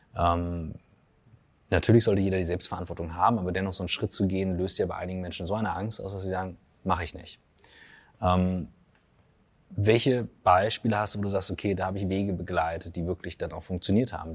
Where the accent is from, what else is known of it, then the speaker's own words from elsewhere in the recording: Germany; ich als Deutscher aufwachse